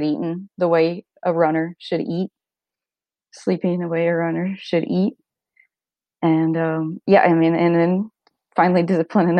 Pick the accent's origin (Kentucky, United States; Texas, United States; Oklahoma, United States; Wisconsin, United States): Oklahoma, United States; we're back in Oklahoma and I love it. I'm from Oklahoma.